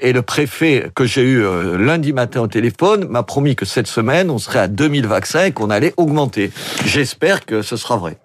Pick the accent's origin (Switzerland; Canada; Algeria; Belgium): Algeria; Oran, Oran Province; now in Béziers, France; je suis d'Oran